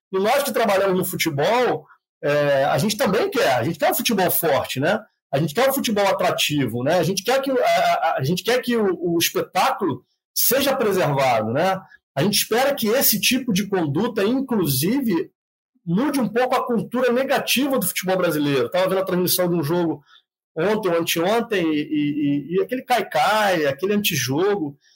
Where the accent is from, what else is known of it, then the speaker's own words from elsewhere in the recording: Rio de Janeiro, Brazil; moved away; eu sou do Rio de Janeiro, nasci no Rio de Janeiro.